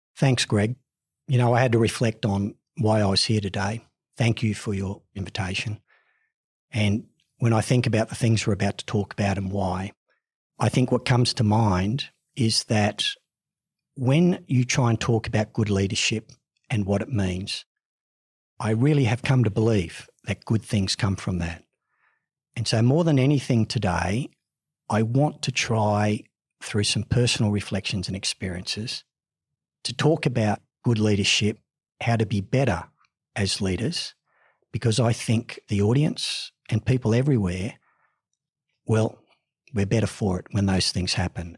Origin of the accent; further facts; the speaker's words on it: Ipswich, Queensland, Australia; also born or lived in Sydney; While I was born in Sydney, I was actually raised in Ipswich in Queensland